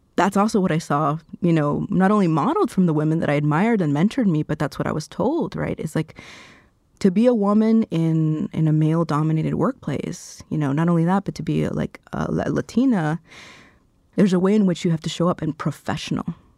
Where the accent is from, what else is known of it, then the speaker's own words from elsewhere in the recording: Miami, Florida, United States; moved away as an adult; also born or lived in Cali, Colombia / Washington, D.C. / New York; now in Minnesota, United States; growing up in Miami, I was part of the majority